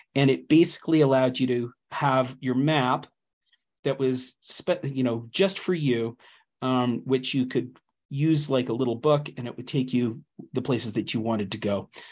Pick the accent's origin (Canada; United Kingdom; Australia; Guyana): Canada; moved away; I'm Canadian.